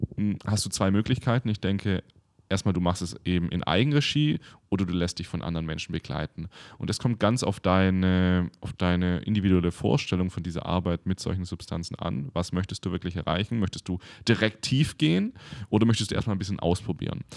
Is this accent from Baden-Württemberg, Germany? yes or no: yes; near Stuttgart, Baden-Württemberg, Germany; now in Berlin, Germany; Ich komme ja aus der Nähe in Stuttgart